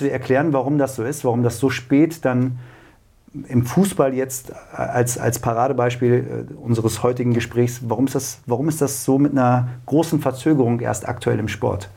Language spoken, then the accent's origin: German; Braunschweig, Lower Saxony, Germany; ich bin gebürtiger Braunschweiger